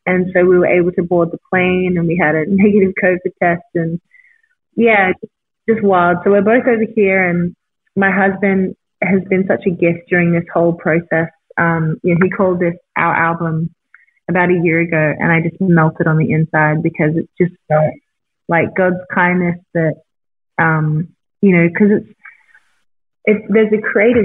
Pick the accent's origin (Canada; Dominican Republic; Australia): Australia; moved away as an adult; now in Newport Beach, United States; I'm Australian and I've never desired to live in America.